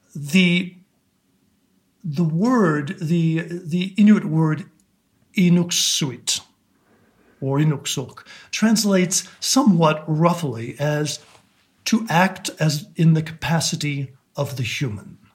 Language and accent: English; Alaska, United States; moved away; Alaska is my home in the in the deepest sense, although I now live elsewhere. I will always identify as as an Alaskan